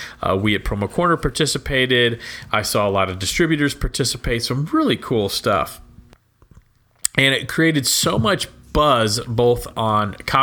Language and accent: English; Texas, United States; I grew up in Texas